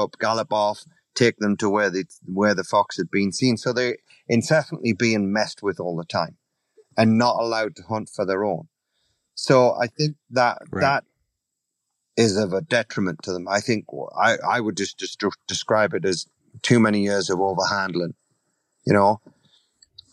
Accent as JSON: {"language": "English", "region": "England", "country": "United Kingdom", "also_born_or_lived": "Italy / Canada / Virginia", "moved": "yes", "lives_now": "United States", "said": "being an Englishman"}